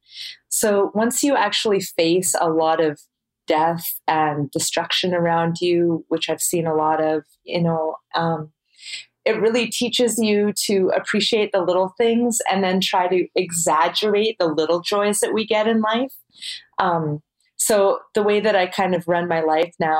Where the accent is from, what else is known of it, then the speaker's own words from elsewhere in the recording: Canada; we're Canadian